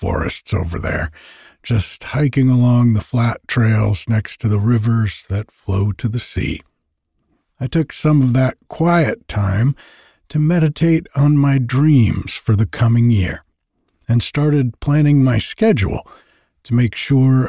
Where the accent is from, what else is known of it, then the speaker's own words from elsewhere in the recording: Rhode Island, United States; moved away as an adult; now in Northern California, United States; I grew up in Rhode Island and lived and worked on the water there.